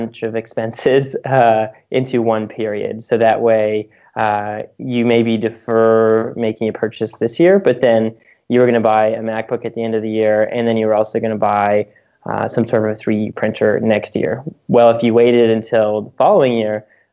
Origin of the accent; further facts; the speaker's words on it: United States; also born or lived in Canada; as an American who lived in Canada for a few years